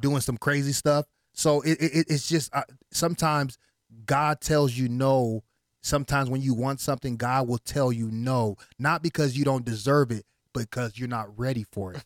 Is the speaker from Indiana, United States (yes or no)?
no; Las Vegas, Nevada, United States; first language Haitian Creole; English is a second language; also born or lived in Miami, Florida / Haiti (ancestry); I came out here to Las Vegas when I was six years old.